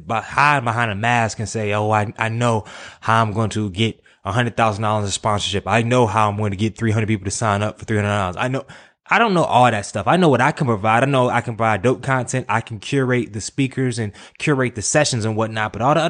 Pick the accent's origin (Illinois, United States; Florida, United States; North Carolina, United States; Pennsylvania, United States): North Carolina, United States; also born or lived in Virginia; Yeah, I'm from the city. I'm from North Carolina.